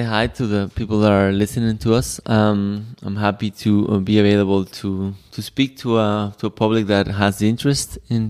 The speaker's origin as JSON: {"language": "English", "region": "Jalisco", "country": "Mexico", "said": "because we're from Jalisco."}